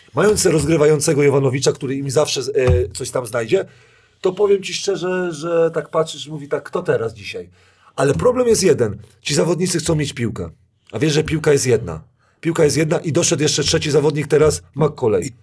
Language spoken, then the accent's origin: Polish; Kuyavian-Pomeranian Voivodeship, Poland; ja jestem z Kujaw